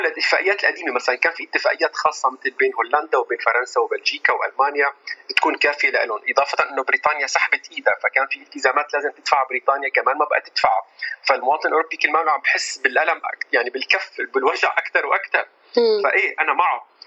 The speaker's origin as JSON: {"language": "Arabic", "country": "Syria", "moved": "yes", "lives_now": "France", "said": "نحن كسوريين"}